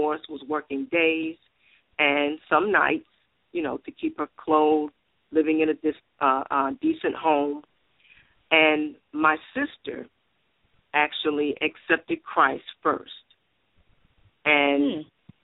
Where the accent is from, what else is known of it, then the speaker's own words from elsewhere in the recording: New York City, New York, United States; I was born and raised in Bronx, New York